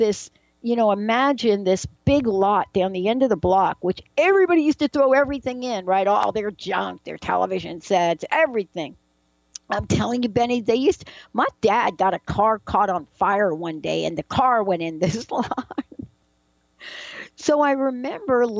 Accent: New York City, New York, United States; I grew up in the Bronx

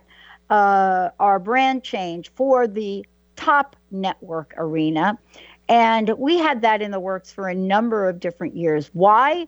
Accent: New York, United States; I'm a girl from New York

